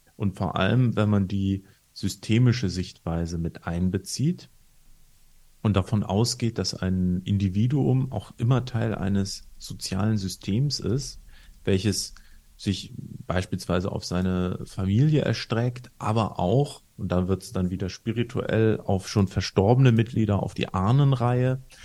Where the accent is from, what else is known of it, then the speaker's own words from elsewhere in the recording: Northern Germany, Germany; in Norddeutschland, wo ich herkomme